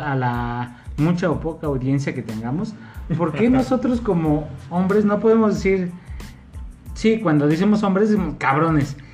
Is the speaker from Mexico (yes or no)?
yes; Mexico; nuestra forma de ser como mexicanos